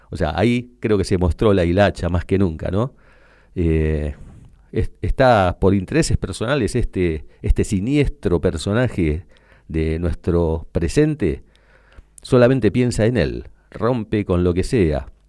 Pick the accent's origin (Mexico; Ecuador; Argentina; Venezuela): Argentina; esto pasa, pasa desde que somos Argentina, digamos.